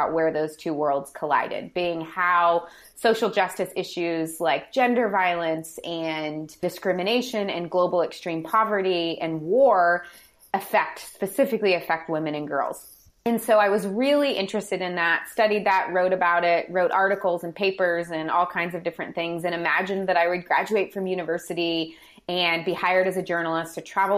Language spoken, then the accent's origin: English; St. Louis, Missouri, United States; I grew up in St. Louis, or right outside of St. Louis